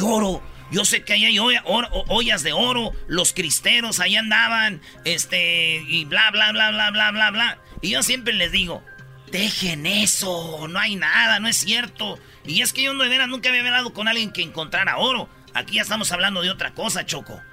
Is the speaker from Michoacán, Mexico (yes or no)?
yes; Michoacán, Mexico; yo soy de Michoacán